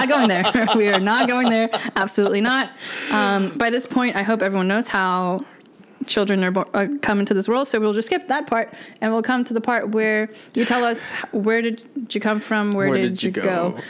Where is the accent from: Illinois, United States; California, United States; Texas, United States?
Texas, United States; moved away as an adult; now in Lakeland, United States; I am from Texas, and the way that I came here to Central Florida, specifically Lakeland, at the time I took a job that brought me out here